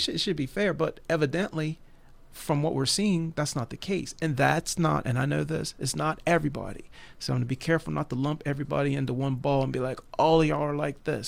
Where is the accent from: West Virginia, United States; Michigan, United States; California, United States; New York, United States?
West Virginia, United States; I'm a West Virginia boy, been, lived here all my life